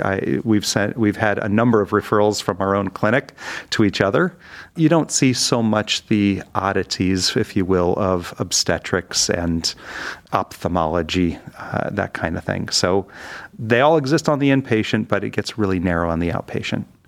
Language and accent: English; Detroit, Michigan, United States; moved away as an adult; also born or lived in Pittsburgh; now in Cleveland, United States; I grew up in the Detroit area